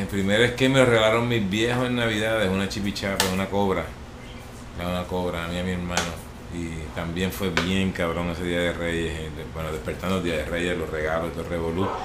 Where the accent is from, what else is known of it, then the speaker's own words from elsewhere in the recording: Vega Alta, Puerto Rico; Eh, de Vega Alta, Puerto Rico, del barrio Maricao, en Vega Alta. Eh, eso es entre Dorado y Vega Baja